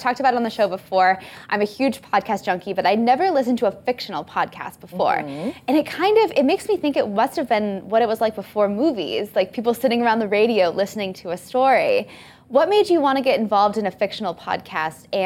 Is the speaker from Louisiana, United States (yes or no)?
no; California, United States; now in New York, United States; I'm from California originally